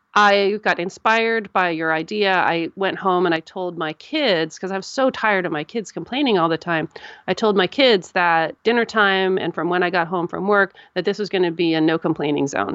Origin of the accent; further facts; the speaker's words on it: United States; I'm an American